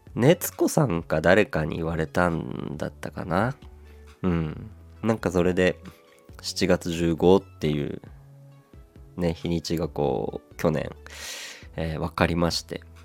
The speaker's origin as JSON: {"language": "Japanese", "region": "Aomori", "country": "Japan", "tie": "born or raised there", "moved": "as an adult", "lives_now": "Tokyo, Japan", "said": "僕のこの地元の青森"}